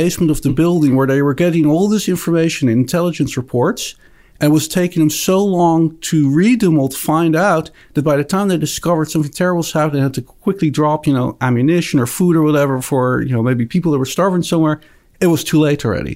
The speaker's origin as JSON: {"language": "English", "country": "Netherlands", "tie": "born or raised there", "accent": "Dutch", "moved": "yes", "said": "I actually grew up in the Netherlands."}